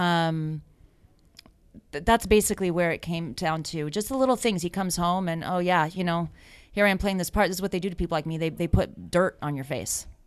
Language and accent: English; United States; I'm American